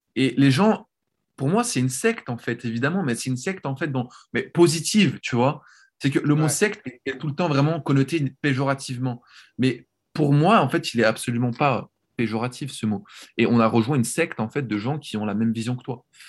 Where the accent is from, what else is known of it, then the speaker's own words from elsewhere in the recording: Switzerland; moved away as an adult; now in Netherlands; j'ai grandi en Suisse